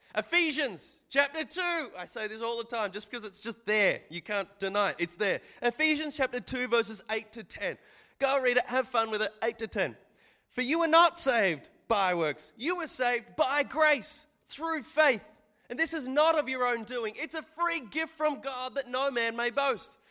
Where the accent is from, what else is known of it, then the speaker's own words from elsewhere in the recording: Australia; I'm from Australia